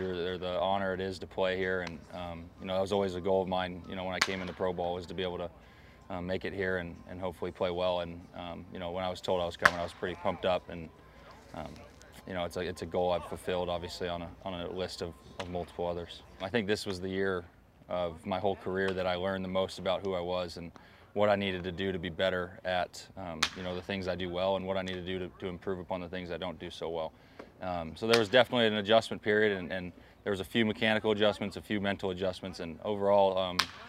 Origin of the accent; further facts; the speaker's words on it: Arizona, United States; I grew up in Arizona